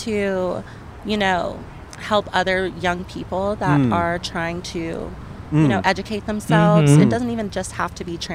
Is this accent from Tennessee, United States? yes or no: no; North Carolina, United States; moved away as an adult; now in Los Angeles, United States; I'm from North Carolina, so it's, like, super country